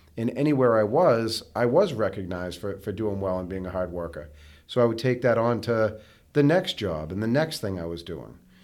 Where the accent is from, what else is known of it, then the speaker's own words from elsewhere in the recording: North Andover, Massachusetts, United States; I grew up, uh, I grew up in North Andover, um, with my mom and my sister